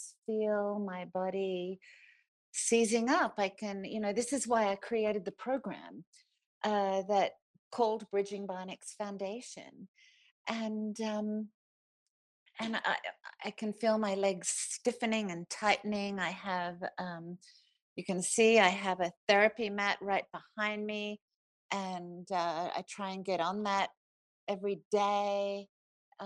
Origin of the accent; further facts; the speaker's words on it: Australia; accent: Australian; moved away as an adult; now in Basalt, United States; The accent is Australian, and I've been here for 30 years, but I think still managed to keep my accent